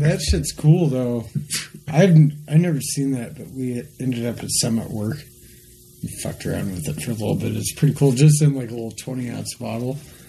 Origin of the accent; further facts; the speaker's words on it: Casper, Wyoming, United States; I'm from Casper. We're like, whoa. So are we.